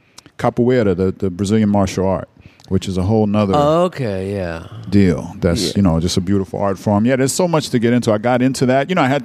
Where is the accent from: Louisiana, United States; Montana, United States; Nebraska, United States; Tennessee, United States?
Louisiana, United States; New Orleans; moved away; also born or lived in New York; I'm from New Orleans. I'm from, you know, grew up hearing the Meters and all kind of all our music here on the radio.